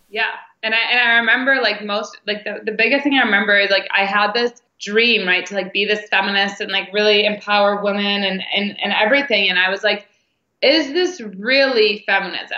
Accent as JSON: {"language": "English", "town": "Detroit", "region": "Michigan", "country": "United States", "tie": "born or raised there", "said": "I was born in Detroit, Michigan, and had super normal upbringing"}